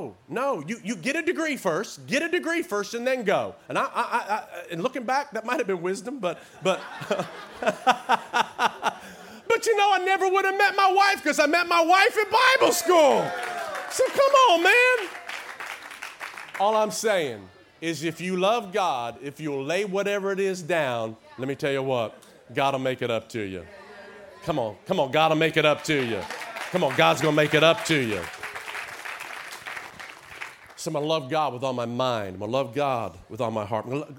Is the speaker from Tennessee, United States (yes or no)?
yes; Tennessee, United States; accent: little twang; moved away as an adult; also born or lived in Oklahoma; I was raised in Tennessee my formative years. That's why I got this little twang still that I talk